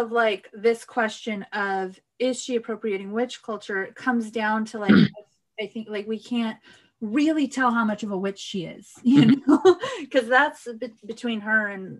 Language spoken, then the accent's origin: English; Riverside, California, United States; now in Portland, United States; Yeah, so I'm from the Inland Empire, i.e., I'm from Riverside, California.